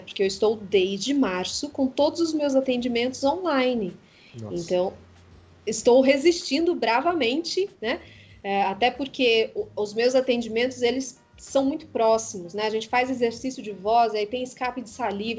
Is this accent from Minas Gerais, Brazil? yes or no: yes; Poços de Caldas, Minas Gerais, Brazil; now in São Paulo, Brazil; A Poços de Caldas, que é a cidade onde eu nasci, é uma cidade montanhosa